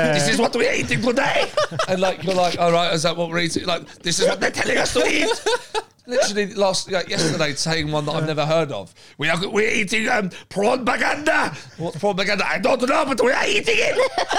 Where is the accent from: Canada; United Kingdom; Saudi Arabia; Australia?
United Kingdom; Brighton, South East England; I know I'm from Brighton, so I used to see him all the time.